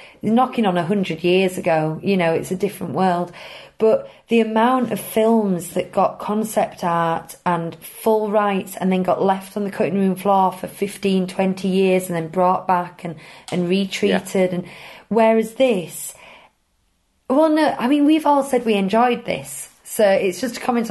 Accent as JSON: {"language": "English", "country": "United Kingdom", "said": "we're British"}